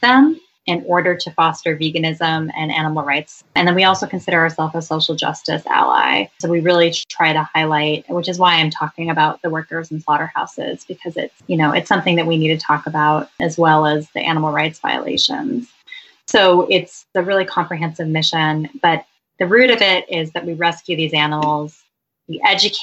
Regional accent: California, United States; I'm from California

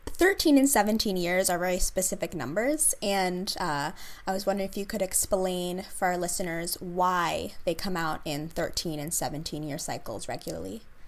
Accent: Princeton, New Jersey, United States; I grew up in Princeton

